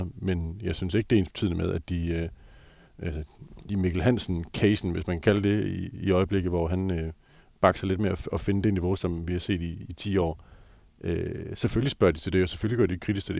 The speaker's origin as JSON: {"language": "Danish", "town": "Skjern", "region": "Central Denmark Region", "country": "Denmark", "tie": "born or raised there", "said": "jeg voksede op i Skjern"}